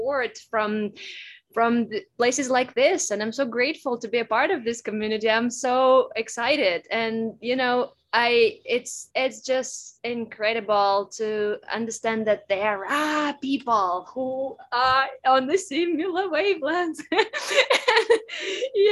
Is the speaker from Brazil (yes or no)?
no; Russia; also born or lived in United States; now in Bali, Indonesia; I was born and raised in Russia